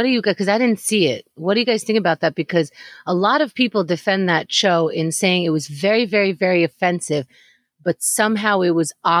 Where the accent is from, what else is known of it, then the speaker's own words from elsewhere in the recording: Israel; I was born in Israel.